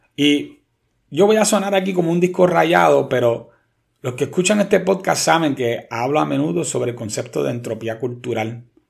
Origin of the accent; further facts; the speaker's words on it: Puerto Rico; como puertorriqueños